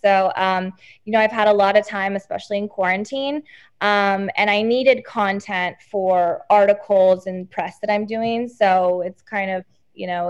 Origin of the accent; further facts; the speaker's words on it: Texas, United States; I'm from Texas, like you.